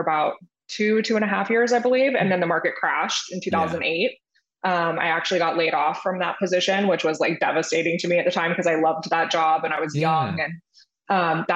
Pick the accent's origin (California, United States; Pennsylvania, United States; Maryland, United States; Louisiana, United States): California, United States; Ventura County, Southern; moved away; born and raised in Southern California, kind of grew up in Ventura County area, if you know where that is, halfway between like LA and Santa Barbara.